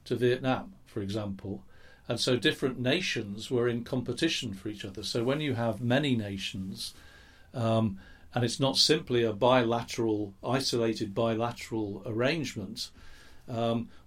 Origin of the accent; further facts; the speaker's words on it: England, United Kingdom; accent: English; I'm English, you can hear that in my accent, I'm sure